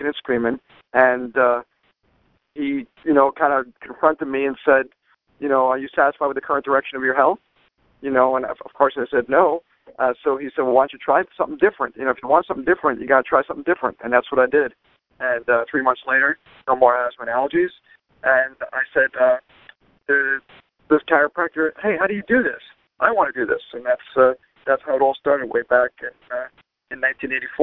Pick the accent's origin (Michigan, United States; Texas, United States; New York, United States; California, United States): New York, United States; Lynbrook; I am from New York, originally Long Island, New York. My hometown is Lynbrook